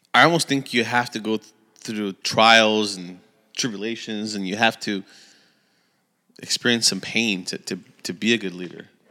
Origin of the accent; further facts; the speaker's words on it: California, United States; we're from California